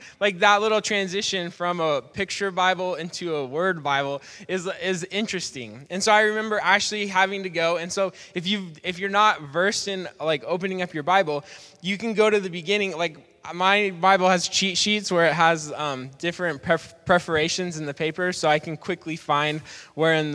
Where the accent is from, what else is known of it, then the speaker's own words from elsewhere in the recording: Portland, United States; Growing up in Portland, I went to a church called Portland Christian Center